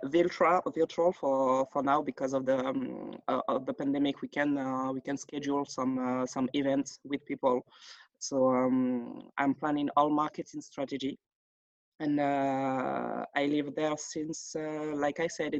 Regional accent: Paris, Île-de-France, France; English is a second language; moved away as an adult; also born or lived in Nantes; now in Montreal, Canada; I grew up in Paris. Born and raised, I grew up in Paris, near to Paris.

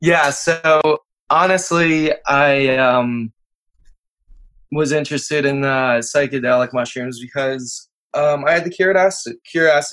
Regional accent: Kennett Square, Pennsylvania, United States; also born or lived in Turkey; I grew up right next to Kennett Square

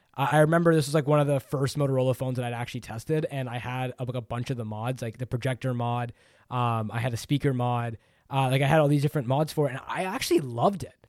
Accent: Canada; I'm Canadian.

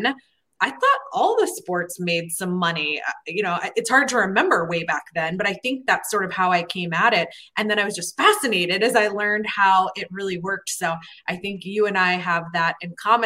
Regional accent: Atlanta, Georgia, United States; moved away; also born or lived in Florida; I grew up in Atlanta.

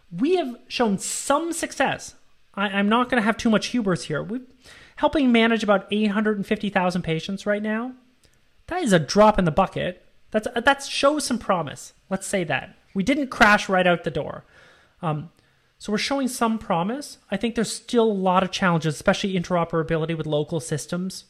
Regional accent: Canada; moved away as an adult; also born or lived in United States; I'm from Canada

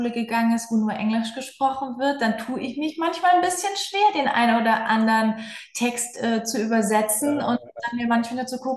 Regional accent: Cologne, North Rhine-Westphalia, Germany; als Kölner

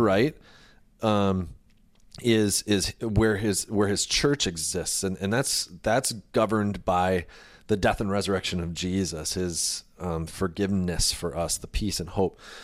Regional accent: United States; I was born here. I was born in the United States

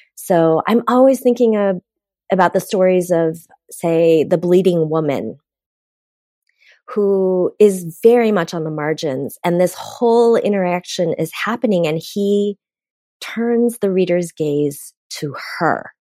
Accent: United States; I am Korean American and grew up in an immigrant home

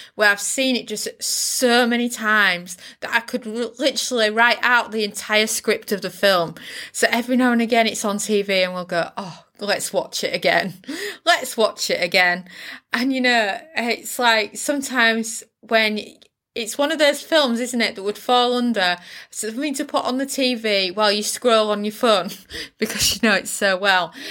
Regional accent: United Kingdom; as a Brit

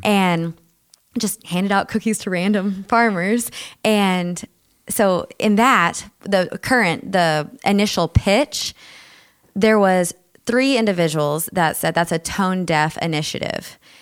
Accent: South Texas, United States; moved away as an adult; now in Sioux Falls, United States; I'm from South Texas

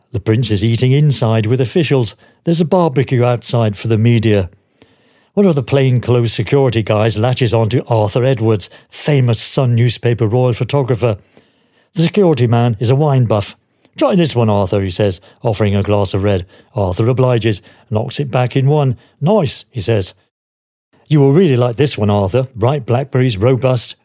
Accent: United Kingdom; As British journalists, officially accredited to the tour

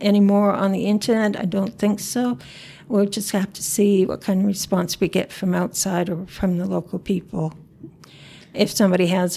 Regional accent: the Maritimes, Canada; moved away as an adult; now in Yukon, Canada; I grew up in the Maritimes. I didn't move up here until 1990

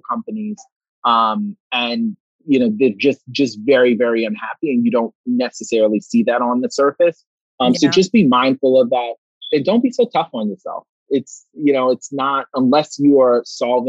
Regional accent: New York City, New York, United States; I'm a kid from Brooklyn.

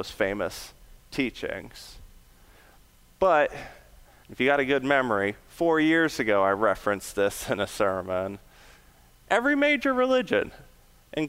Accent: Western Canada, British Columbia, Canada; Tsleil Waututh Nation, which is just outside my hometown in Western Canada.

